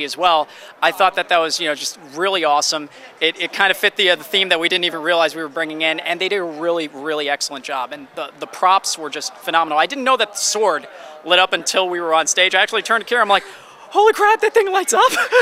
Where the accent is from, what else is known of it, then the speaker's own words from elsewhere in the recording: New York, United States; being a New Yorker myself